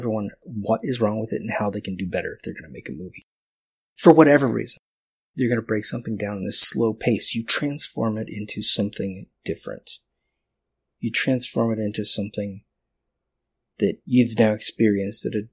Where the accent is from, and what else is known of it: United States